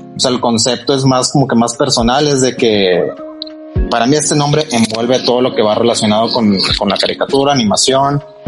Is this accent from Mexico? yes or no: yes; Monterrey, Nuevo León, Mexico; also born or lived in Mexico City; yo soy originario de la Ciudad de México, este, pero digo, ya, sea, pasé casi toda mi vida en Monterrey